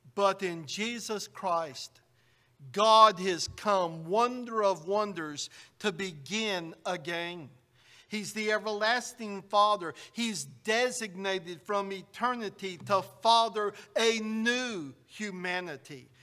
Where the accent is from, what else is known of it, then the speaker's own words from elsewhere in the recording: United States; Growing up in the United States, I, we were taught that George Washington is the father of our country